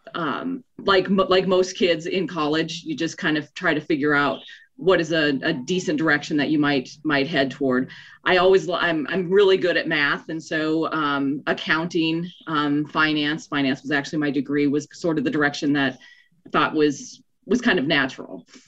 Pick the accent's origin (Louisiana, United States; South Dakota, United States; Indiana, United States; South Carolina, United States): South Dakota, United States; moved away as an adult; also born or lived in Minnesota; now in Colorado, United States; I was born in north dakota grew up in south dakota went to school in minnesota but desired to live in colorado so ended up here